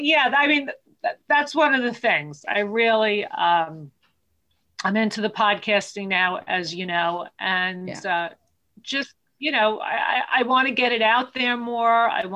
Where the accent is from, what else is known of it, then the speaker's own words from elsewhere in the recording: Manhasset, New York, United States; I grew up in Manhasset, which is the next town.